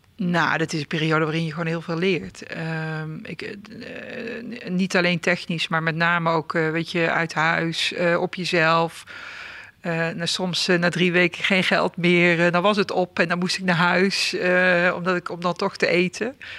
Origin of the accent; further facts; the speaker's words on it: southern Netherlands, Netherlands; in een eh, dorp in, het, in het zuiden van het land, maar dat hoor je volgens mij ook nog wel. Hè? Ik ben mijn accent niet verloren